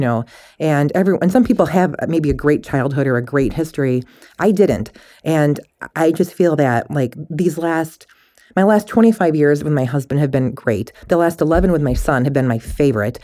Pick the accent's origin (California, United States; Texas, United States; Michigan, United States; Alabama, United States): Michigan, United States; moved away; I'm from Michigan originally